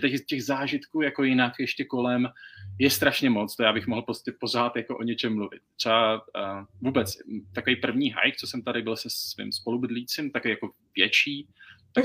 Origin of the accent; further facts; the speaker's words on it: Czechia; moved away as an adult; now in Canada; já jsem byl zvyklý z Česka si prostě vyjít do lesu